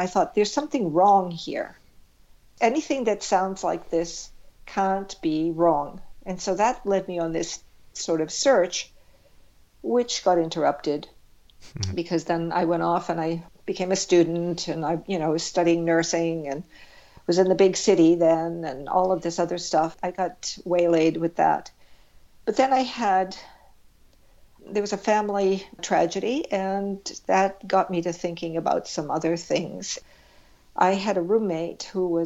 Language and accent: English; South Shore suburbs of Boston, Massachusetts, United States; moved away; I grew up on the South Shore suburbs of Boston